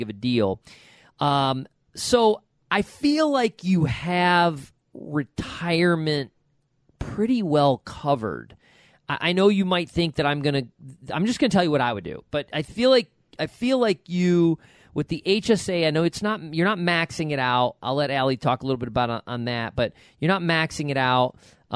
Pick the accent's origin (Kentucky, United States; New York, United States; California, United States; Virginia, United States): New York, United States; Rochester; moved away; from Rochester, New York